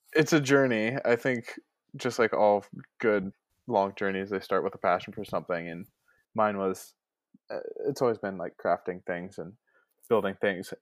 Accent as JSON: {"language": "English", "town": "Ventura", "region": "California", "country": "United States", "said": "I'm from beautiful Ventura, California"}